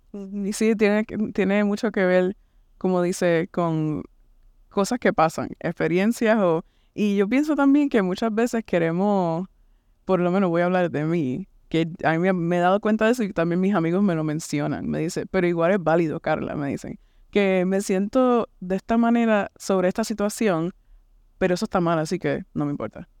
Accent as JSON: {"language": "Spanish", "country": "Puerto Rico", "tie": "born or raised there", "also_born_or_lived": "Kansas City", "moved": "as an adult", "lives_now": "United States", "said": "vengo de este, Puerto Rico, nací y me crié en Puerto Rico."}